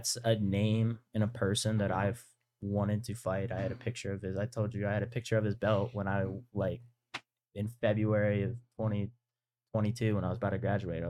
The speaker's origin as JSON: {"language": "English", "town": "Pittsburgh", "region": "Pennsylvania", "country": "United States", "tie": "born or raised there", "said": "my hometown"}